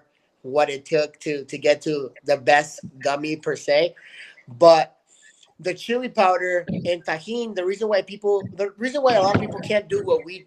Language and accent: English; El Paso, Texas, United States; moved away as an adult; now in California, United States; my hometown of El Paso, Texas